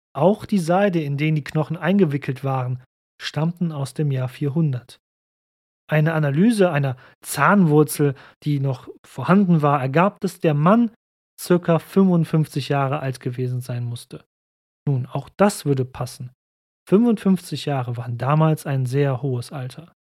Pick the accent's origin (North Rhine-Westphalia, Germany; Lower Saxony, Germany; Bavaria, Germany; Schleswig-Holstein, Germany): North Rhine-Westphalia, Germany; Cologne; ich bin Kölner